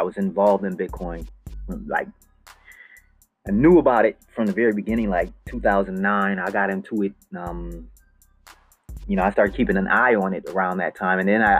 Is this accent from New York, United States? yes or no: yes; Buffalo, New York, United States; now in Los Angeles, United States; So that's why I came to Hollywood from Buffalo, New York. By myself, 3,000 miles, over 3,000 miles from Buffalo, New York, landed in Hollywood.